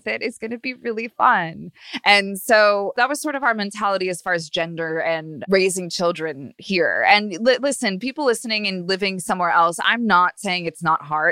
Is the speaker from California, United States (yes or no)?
yes; Long Beach, California, United States; now in Los Angeles, United States; I'm from Long Beach, Orange County, which is really sort of a whole different atmosphere.